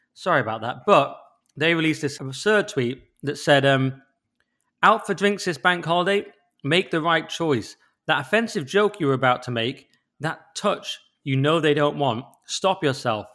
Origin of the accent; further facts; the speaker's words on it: England, United Kingdom; as an English person